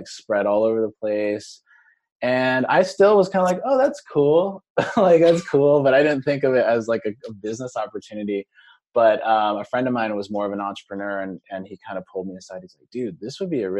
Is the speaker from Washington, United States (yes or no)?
yes; Seattle, Washington, United States; today we're located in Seattle, Washington, my hometown